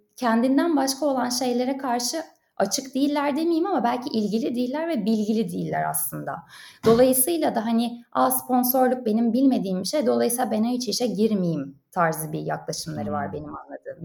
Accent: Turkey; moved away as an adult; now in Paris, France; bir Türk olarak

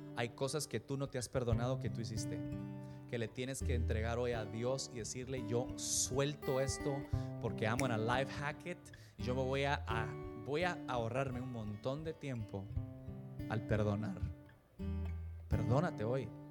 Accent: El Salvador; Yo crecí en El Salvador

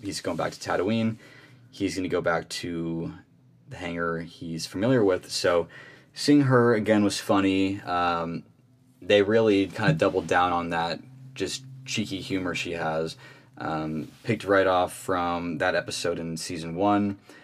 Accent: Phoenix, Arizona, United States; I also am from Phoenix, Arizona

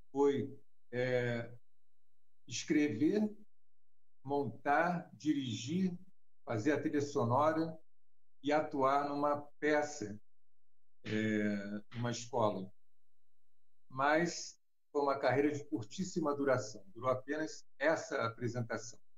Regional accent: Rio de Janeiro, Brazil; do Rio de Janeiro do bairro de Botafogo, né? sou carioca, e meu trabalho é, praticamente sempre se deu no Rio de Janeiro

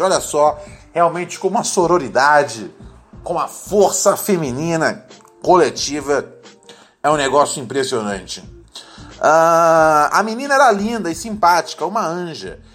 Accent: Brazil; Quem nunca foi criança brasileira, hein, meus amigos? Eu sei que eu fui.

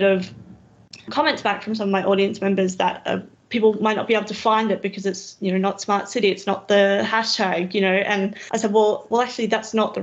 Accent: Roma, Queensland, Australia; moved away as an adult; also born or lived in Brisbane / Tambo / Dirranbandi; now in Toowoomba, Australia; I'm from Roma originally, which again is a small regional town, 7,500 people. I grew up in regions, essentially

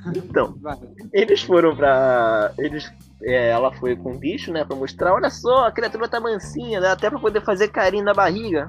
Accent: Brazil; a gente é nerd brasileiro, cara. Nós somos brasileiros

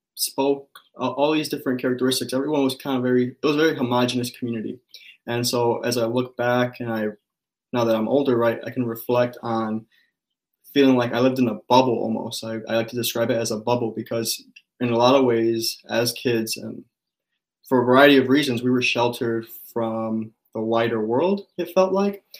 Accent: Cicero, Illinois, United States; also born or lived in Los Angeles, California; now in Minnesota, United States; i grew up right outside of chicago in this town called cicero

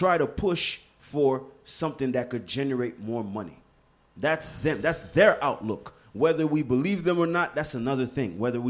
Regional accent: Montreal, Quebec, Canada; Dog, I rep the East End, man.

